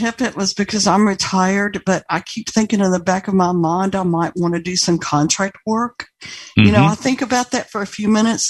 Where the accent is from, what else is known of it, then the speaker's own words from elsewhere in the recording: Atlanta, Georgia, United States; moved away; I'm from Atlanta originally.